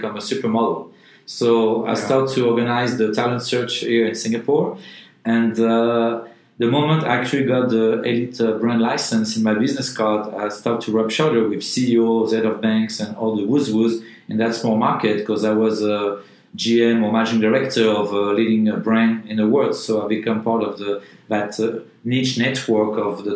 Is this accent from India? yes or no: no; Paris, Île-de-France, France; moved away as an adult; also born or lived in New York / Asia; I'm from Paris